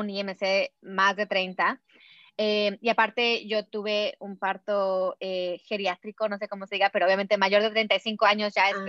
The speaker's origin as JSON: {"language": "Spanish", "region": "Puebla", "country": "Mexico", "tie": "born or raised there", "said": "yo a los quince años en México, aquí en mi, en mi pueblito ahí en Puebla"}